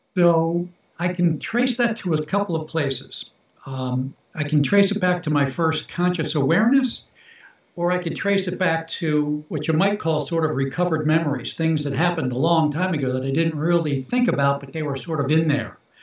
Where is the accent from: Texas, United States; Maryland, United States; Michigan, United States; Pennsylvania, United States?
Maryland, United States; Baltimore; I was born in Baltimore, Baltimore, Maryland